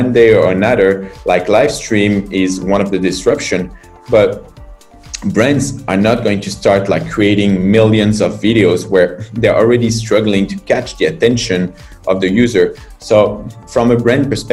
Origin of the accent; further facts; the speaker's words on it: France; moved away as an adult; now in China; I'm from France. I've been in China and started this adventure 9 years ago